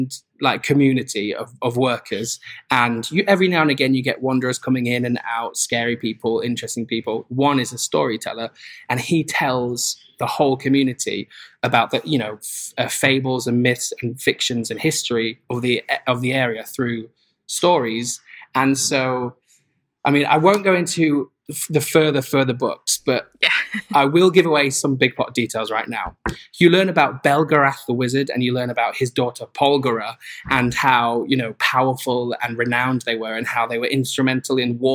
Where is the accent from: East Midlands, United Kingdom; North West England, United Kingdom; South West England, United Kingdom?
East Midlands, United Kingdom; Newark-on-Trent; my hometown is called Newark-on-Trent